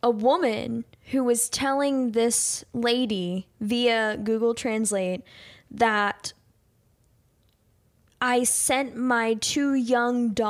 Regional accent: Louisville, United States; born or raised there

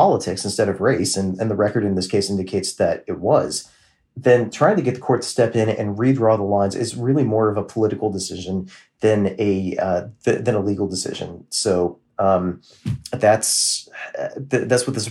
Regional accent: Maryland, United States; I grew up in Maryland

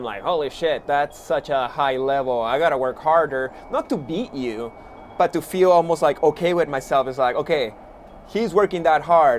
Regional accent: Montreal, Quebec, Canada; So these days, I am back in my hometown, beautiful Montreal, Quebec, Canada.

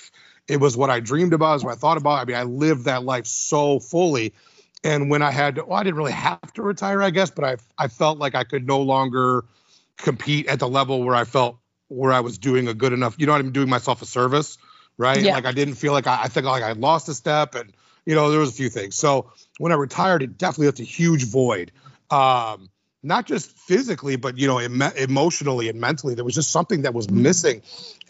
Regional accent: Midwest, United States; I'm a Midwesterner

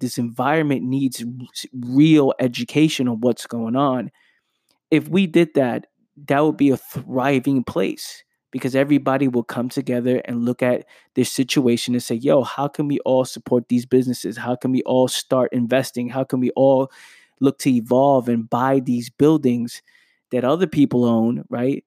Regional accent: New York City, New York, United States; growing up in the Bronx, New York

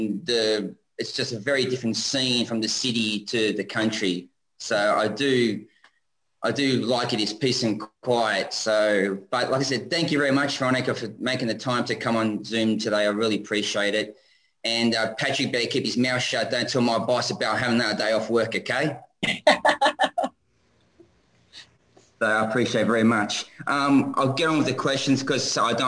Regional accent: Sydney, New South Wales, Australia; also born or lived in Kingswood, New South Wales; I'm originally from Sydney.

